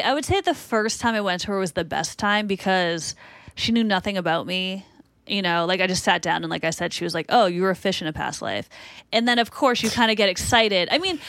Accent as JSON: {"language": "English", "town": "Boston", "region": "Massachusetts", "country": "United States", "accent": "Boston", "said": "I'm from Boston."}